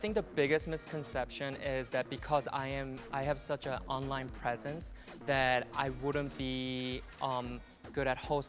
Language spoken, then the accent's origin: English; Chicago, Illinois, United States; I'm 27 years old, and yes. I'm from Chicago, Illinois.